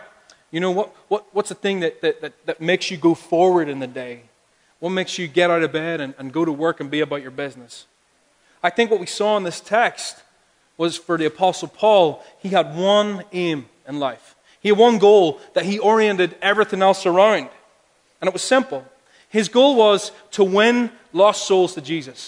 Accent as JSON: {"language": "English", "country": "Ireland", "said": "I'm from Ireland. I have a big family. Because that's what we do there"}